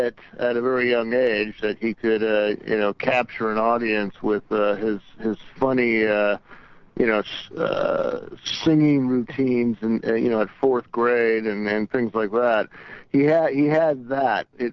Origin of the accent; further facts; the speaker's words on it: Long Beach, California, United States; we grew up in Long Beach